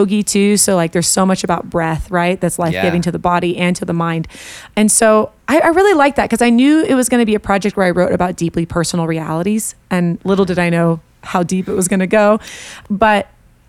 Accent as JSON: {"language": "English", "region": "Colorado", "country": "United States", "said": "I hail from Colorado, although I'm making a move to Nashville"}